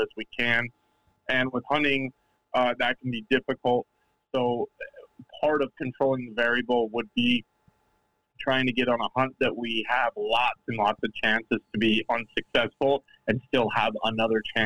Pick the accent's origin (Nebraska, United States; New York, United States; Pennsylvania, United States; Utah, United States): Utah, United States; when I was growing up in Utah